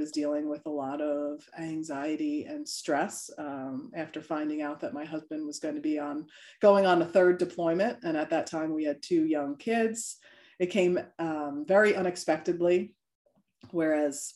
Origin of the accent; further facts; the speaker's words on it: New York, United States; now in Delaware, United States; I'm originally from New York, so I'm a New Yorker at heart